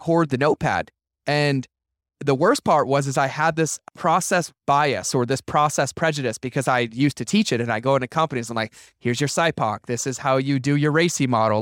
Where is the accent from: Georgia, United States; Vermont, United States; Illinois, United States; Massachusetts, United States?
Massachusetts, United States; I grew up in Massachusetts